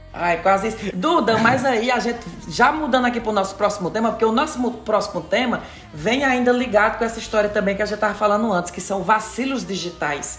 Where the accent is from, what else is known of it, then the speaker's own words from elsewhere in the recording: Ceará, Brazil; moved away; eu sou do Ceará